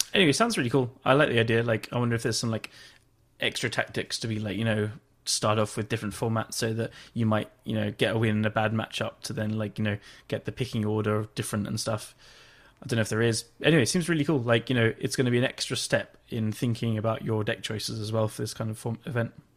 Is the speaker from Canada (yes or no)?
no; England, United Kingdom; I'm English